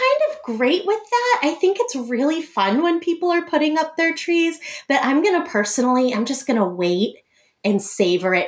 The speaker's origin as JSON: {"language": "English", "town": "Boston", "region": "Massachusetts", "country": "United States", "tie": "born or raised there", "moved": "as an adult", "lives_now": "Iowa, United States", "said": "I grew up in Boston, Massachusetts, right outside of Boston. And I came to Iowa in 2007"}